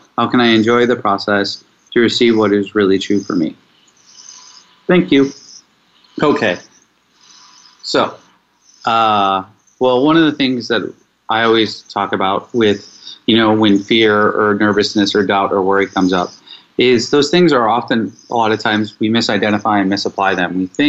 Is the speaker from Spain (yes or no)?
no; Mexico; I am 43 years old. I am from Mexico, and I am choosing to apply for a residency visa in Australia.